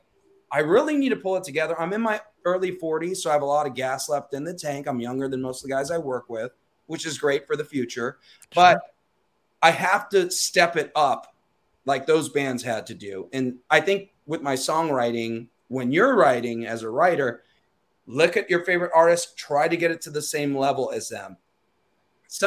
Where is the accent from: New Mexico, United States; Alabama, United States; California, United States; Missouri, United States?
California, United States; Torrance; my hometown where I grew up, which is Torrance